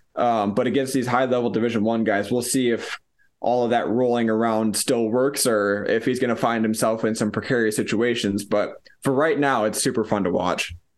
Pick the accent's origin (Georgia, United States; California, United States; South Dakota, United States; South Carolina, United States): South Dakota, United States; Sioux Falls; moved away; went home back to Fall, South Dakota